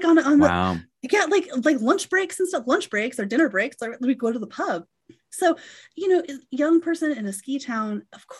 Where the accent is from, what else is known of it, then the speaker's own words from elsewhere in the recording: Colorado, United States; And it was living in my home state, like living in Northwest Colorado.